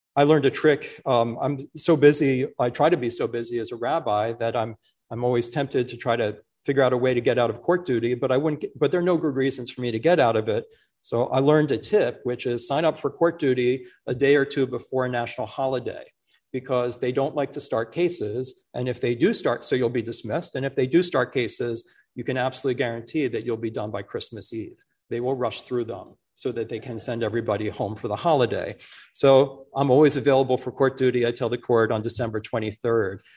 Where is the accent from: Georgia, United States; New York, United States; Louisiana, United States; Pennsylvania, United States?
Pennsylvania, United States; Philadelphia; It's my hometown. It's always been difficult to be from the city that by far most incarcerates people in this country for a large city. I grew up in that city